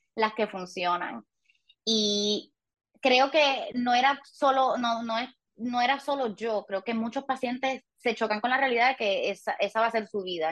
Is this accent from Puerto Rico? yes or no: yes; Puerto Rico; crecí en Puerto Rico toda mi vida